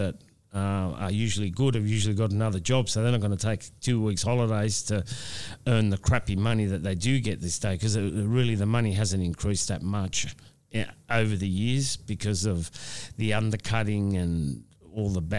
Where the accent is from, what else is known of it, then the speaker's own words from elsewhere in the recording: Australia; this is my hometown